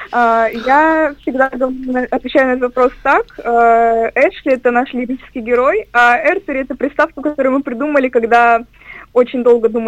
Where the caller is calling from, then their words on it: Turkey; Здравствуйте, дорогие друзья. Я звоню вам из Турции.